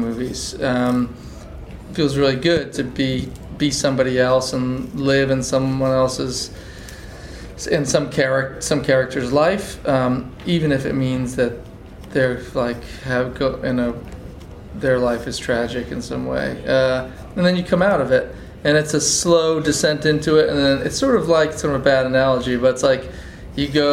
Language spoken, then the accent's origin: English; Massachusetts, United States; I grew up in Massachusetts